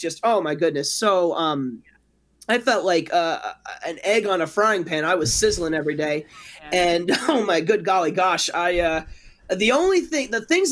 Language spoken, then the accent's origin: English; Dover, New Hampshire, United States; I'm from New England, New Hampshire, and Dover, New Hampshire, actually